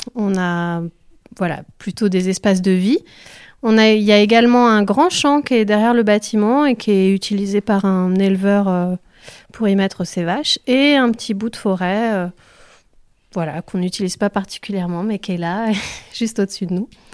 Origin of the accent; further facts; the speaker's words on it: Autrans, Auvergne-Rhône-Alpes, France; moved away; je suis née à Autran, donc je suis revenue dans mon village d'origine.